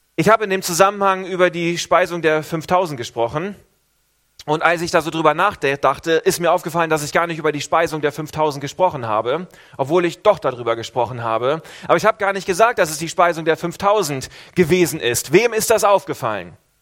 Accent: Northern Germany, Germany; now in Switzerland; ich als Norddeutscher

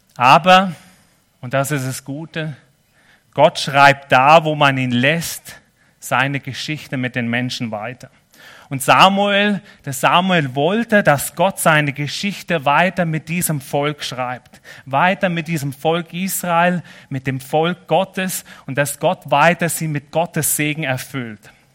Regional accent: Germany; also born or lived in Nesslau, Switzerland; now in Switzerland; ich bin ja schon Schweizer mittlerweile, auf dem Pass, aber als Deutscher

